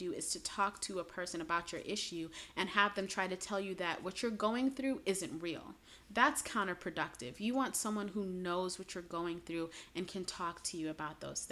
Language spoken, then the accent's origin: English; New York City, New York, United States; moved away as an adult; also born or lived in Chicago area; I'm originally from Brooklyn